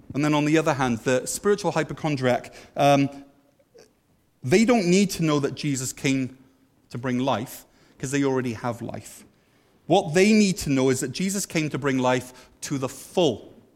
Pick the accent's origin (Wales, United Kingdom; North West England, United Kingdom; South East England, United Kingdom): Wales, United Kingdom; now in Canada; we used to say in Wales, we'd say, I'm a Christian because I'm Welsh.